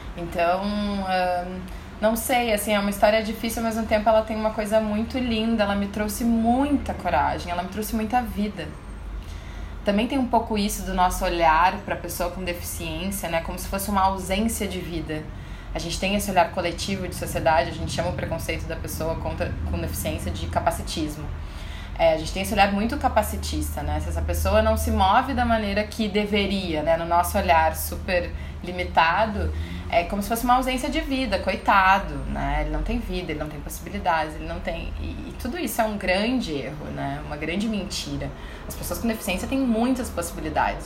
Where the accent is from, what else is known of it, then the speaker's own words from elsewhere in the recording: Porto Alegre, Rio Grande do Sul, Brazil; Eu sou de Porto Alegre, sou da capital mesmo